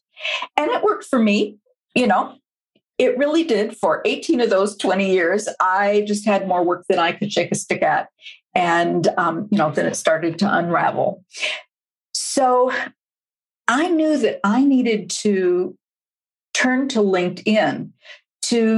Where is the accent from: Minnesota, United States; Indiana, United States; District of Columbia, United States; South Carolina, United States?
Minnesota, United States; Minneapolis; I'm from Minneapolis.